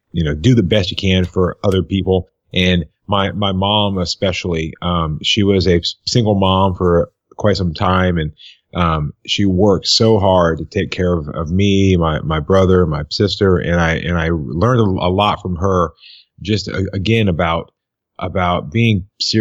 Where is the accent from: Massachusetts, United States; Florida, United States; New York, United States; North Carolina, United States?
Florida, United States; Tarpon Springs; I'm actually from a small town. I call it a small town called Tarpon Springs, Florida, which is right near Tampa.